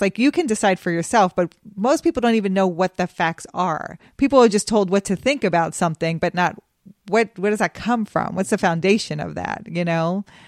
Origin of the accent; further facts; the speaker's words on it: Cheyenne, Wyoming, United States; moved away; also born or lived in Memphis; I grew up in Cheyenne, Wyoming